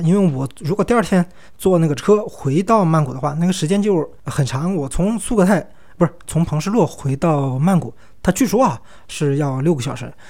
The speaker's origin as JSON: {"language": "Chinese", "region": "Sichuan", "country": "China", "said": "我们四川人啊，对海岛的热爱，这个执念是很深的"}